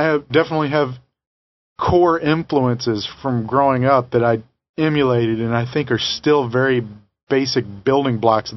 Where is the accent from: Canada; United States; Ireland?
United States; Tennessee; I'm from Tennessee.